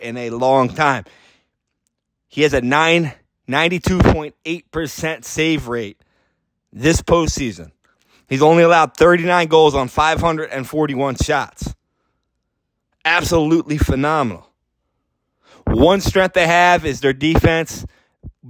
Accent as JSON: {"language": "English", "town": "Philadelphia", "region": "Pennsylvania", "country": "United States", "also_born_or_lived": "Tampa Bay, Florida", "said": "I'm from Philadelphia"}